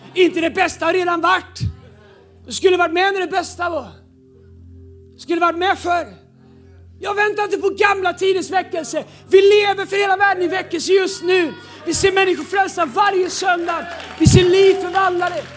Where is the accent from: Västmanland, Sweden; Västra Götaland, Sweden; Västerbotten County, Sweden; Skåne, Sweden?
Västra Götaland, Sweden; Tidaholm; now in Stockholm, Sweden; När jag växte upp i Pingstkyrkan i Tidaholm